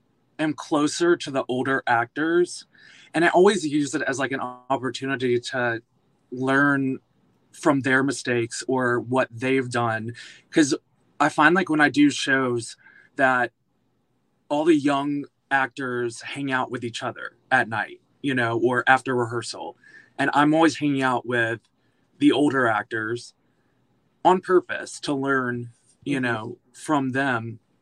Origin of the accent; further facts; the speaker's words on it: Alabama, United States; now in New York, United States; So I moved from Alabama to Pittsburgh and went to school for musical theater at Point Park University. And then I moved straight to New York.